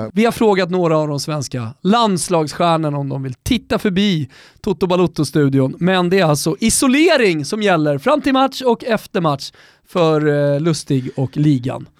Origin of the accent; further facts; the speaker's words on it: Botkyrka, Stockholm County, Sweden; Jag är uppvuxen med honom i norra Botkyrka ner till Salem eh, i, i, under hela 90-talet